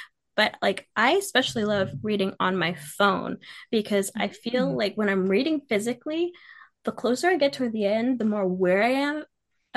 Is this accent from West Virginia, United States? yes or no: no; Seattle, Washington, United States; I am from Washington, like Seattle area